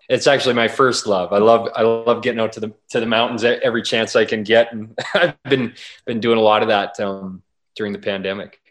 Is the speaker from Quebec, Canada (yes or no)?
no; Wainwright, Alberta, Canada; I grew up in Wainwright, Alberta, in the prairies, and grew up out in the country and kind of a farming community.